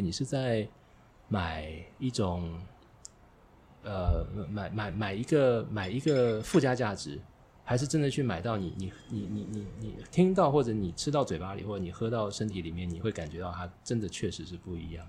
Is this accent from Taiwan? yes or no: yes; Taiwan; 那么我在青春时代成长的过程，台湾是后解严时代